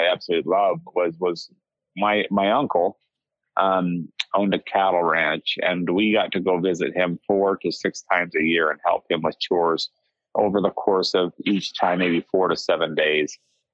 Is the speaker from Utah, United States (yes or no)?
yes; Salt Lake City, Utah, United States; I grew up in just the suburbs of Salt Lake City, Utah.